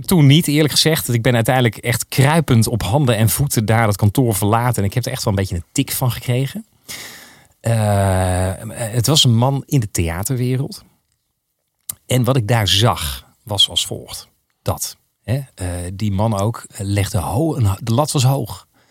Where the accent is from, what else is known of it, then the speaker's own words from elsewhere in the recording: Geldermalsen, Gelderland, Netherlands; ik ben opgegroeid in Geldermalsen